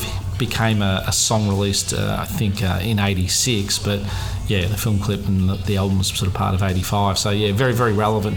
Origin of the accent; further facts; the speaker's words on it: Melbourne, Victoria, Australia; my hometown of Melbourne